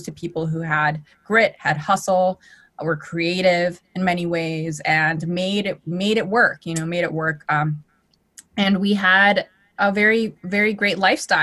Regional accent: Los Angeles, California, United States; I actually grew up in Los Angeles, California

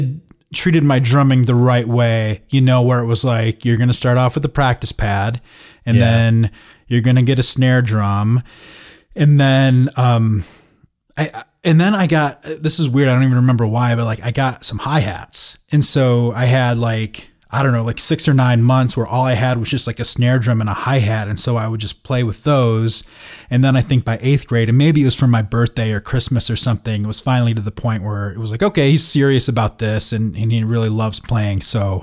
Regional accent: Saginaw, Michigan, United States; So I grew up in Saginaw, Michigan, which is, you know, kind of like a middle-sized town

